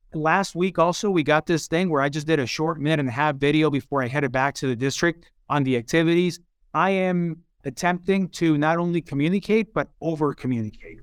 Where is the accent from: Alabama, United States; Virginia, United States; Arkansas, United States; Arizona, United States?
Arizona, United States; Tucson; also born or lived in Hermosillo, Sonora, Mexico; I was born in Mexico, in Hermosillo, Sonora, and I came here as a young kid to Tucson